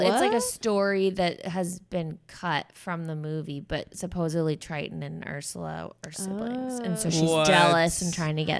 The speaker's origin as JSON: {"language": "English", "town": "San Francisco", "region": "California", "country": "United States", "said": "I'm from Northern California. I'm from San Francisco, but we would fly to Los Angeles to have Thanksgiving with my extended family"}